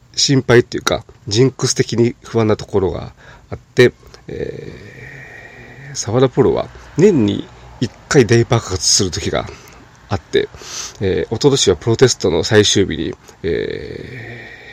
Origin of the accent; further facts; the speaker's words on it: Nagoya, Aichi, Japan; 地元名古屋